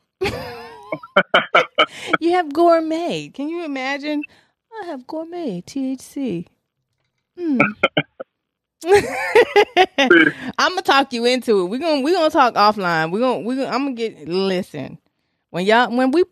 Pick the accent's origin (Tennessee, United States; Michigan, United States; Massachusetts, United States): Tennessee, United States; moved away; I grew up in Tennessee